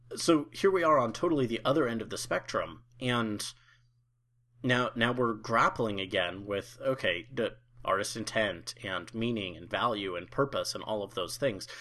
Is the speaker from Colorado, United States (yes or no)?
yes; Colorado, United States; moved away as an adult; also born or lived in Oklahoma; my home state of Colorado